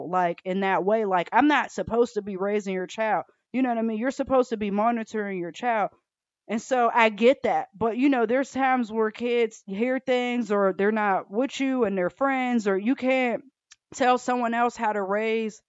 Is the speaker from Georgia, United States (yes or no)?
yes; Atlanta, Georgia, United States; I grew up in Atlanta